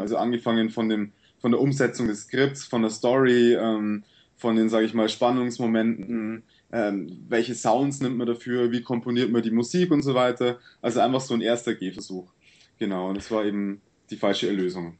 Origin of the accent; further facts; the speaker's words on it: Sulzbach-Rosenberg, Bavaria, Germany; bei uns in Sulzbach